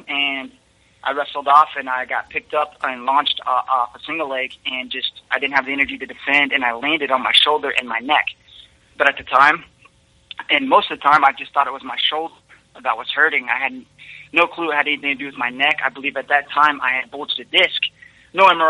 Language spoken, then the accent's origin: English; Kansas City, Missouri, United States; I'm from Kansas City, Missouri